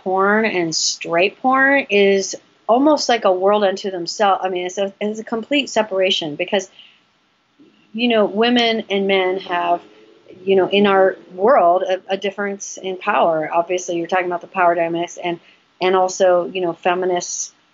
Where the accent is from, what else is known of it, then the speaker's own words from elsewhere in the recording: West Hollywood, California, United States; we grew up in West Hollywood